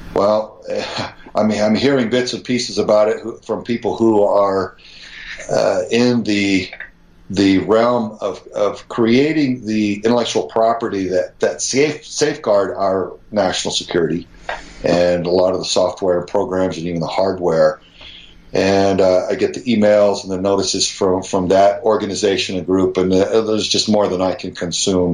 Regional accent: Texas, United States; as an American patriot you know, son of Texas

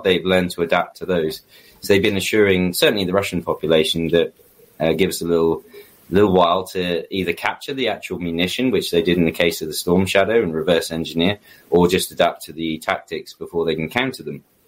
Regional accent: United Kingdom; as a British citizen

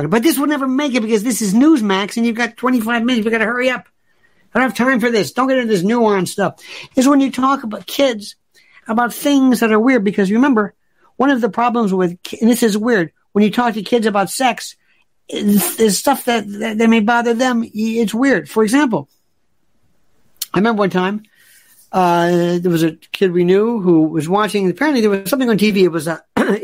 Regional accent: the South, United States; I am from the South

